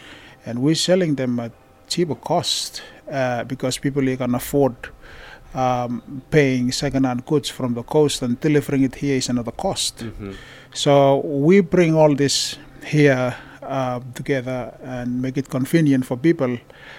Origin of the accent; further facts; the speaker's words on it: Vanuatu; now in Bourke, Australia; Well, I'm from Vanuatu, and I came to Australia 7 years ago.